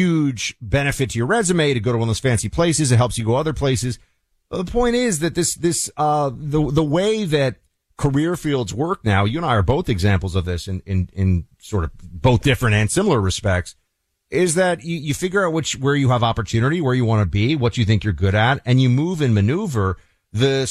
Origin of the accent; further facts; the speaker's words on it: New York City, New York, United States; growing up in New York City